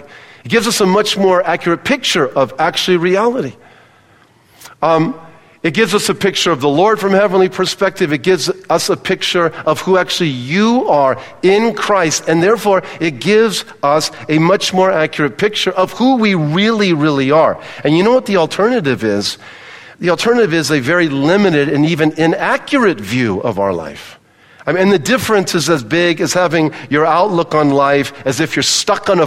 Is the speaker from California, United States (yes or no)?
yes; Palos Verdes, California, United States; moved away; I grew up in Palos Verdes in Southern California